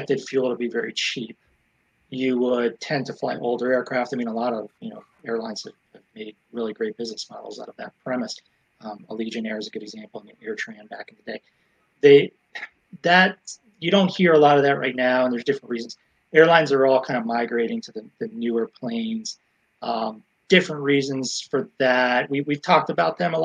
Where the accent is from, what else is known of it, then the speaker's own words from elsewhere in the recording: Florida, United States; my home state of Florida